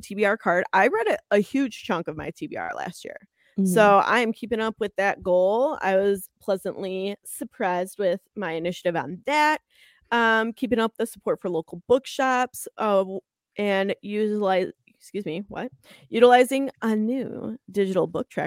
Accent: United States; I'm American

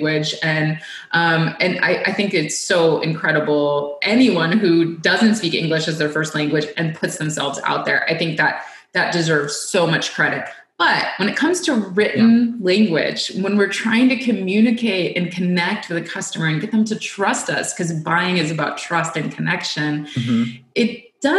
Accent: United States; as an American

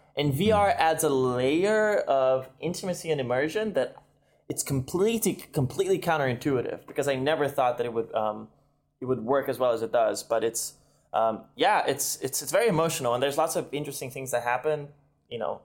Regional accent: Brazil; moved away as an adult; now in United States; I was from Brazil

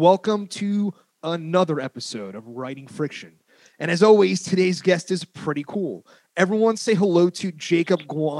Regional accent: New Jersey, United States; accent: Jersey; now in San Francisco, United States; I grew up in Jersey.

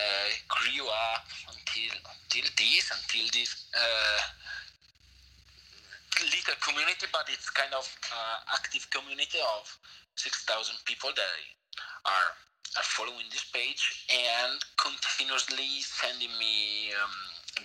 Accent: northern Italy, Italy; English is a second language; moved away as an adult; now in Madrid, Spain; I'm from Italy, from the northern part of Italy, but I live in Madrid, Spain.

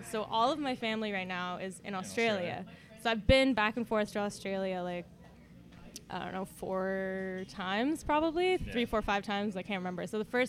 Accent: Ottawa, Ontario, Canada; also born or lived in Montreal; I was born in Montreal, but I grew up in Ottawa. Like, I moved here when I was like 2.5, so I don't really remember much of Montreal. I went to school in Barrhaven, high school in Barrhaven, good old Barrhaven.

